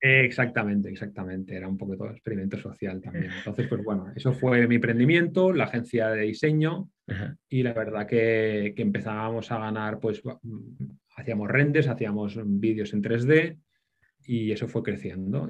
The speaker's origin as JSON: {"language": "Spanish", "town": "Barcelona", "region": "Catalonia", "country": "Spain", "also_born_or_lived": "Thailand", "moved": "as an adult", "said": "Yo soy de Barcelona"}